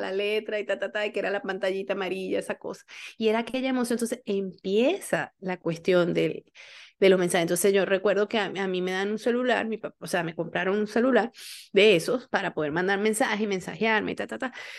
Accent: San Cristóbal, Táchira, Venezuela; also born or lived in Barquisimeto; yo salí de San Cristóbal, las pasantías las hice en Barquisimeto

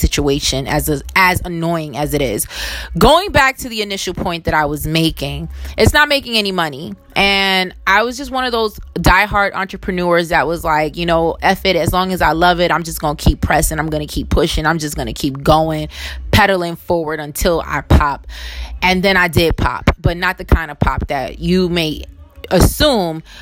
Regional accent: New York City, New York, United States; I was born in Brooklyn, New York. And while I didn't choose to be born here, I have chosen through my different whatever to kind of stay here.

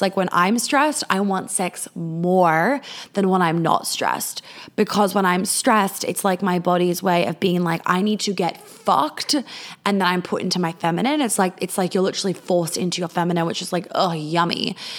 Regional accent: Australia; I'm Australian

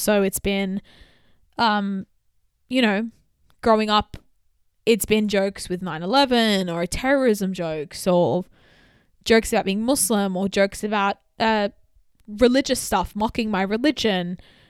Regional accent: Australia; I grew up in Australia. I've definitely experienced racism.

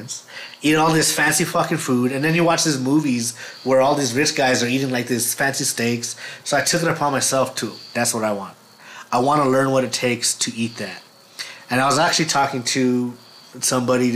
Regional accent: Los Lunas, New Mexico, United States; I grew up in Las Lunas

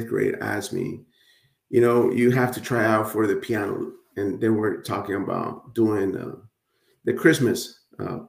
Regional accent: Hialeah, Florida, United States; English is a second language; also born or lived in Nicaragua; I grew up in Miami, Florida, aka Hialeah. Nobody knows where Hialeah is, so I say Miami, right? But in reality, I was raised in Hialeah, Florida.

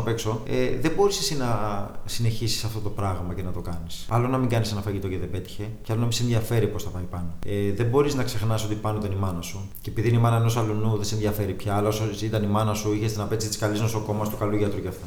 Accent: Piraeus, Attica, Greece; also born or lived in Canada; Έχω μεγαλώσει Πειραιά, γεννήθηκα Καναδά.

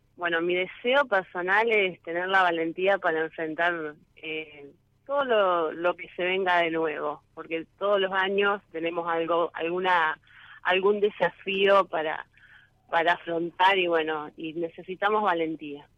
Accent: San José, Entre Ríos, Argentina; yo soy de San José, departamento Colón, Entre Ríos.

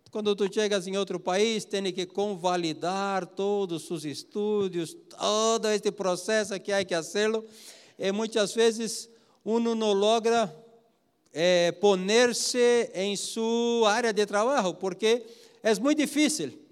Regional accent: São José do Rio Preto, São Paulo, Brazil; É, interior. Eu sou de São Paulo.

